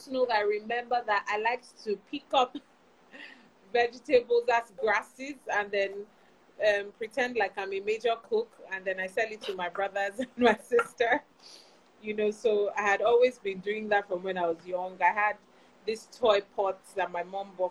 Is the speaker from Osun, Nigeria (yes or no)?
no; Lagos, Nigeria; I grew up in Lagos. I mean, I've always been a Lagos girl. I've always been in Lagos.